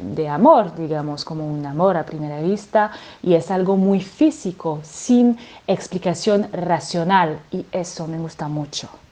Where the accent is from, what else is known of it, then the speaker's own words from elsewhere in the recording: France; Spanish is a second language; moved away as an adult; now in Marseille, France; nació en Marsella, crecí en los Alpes franceses, pero ahora hace 15 años que vivo en Marsella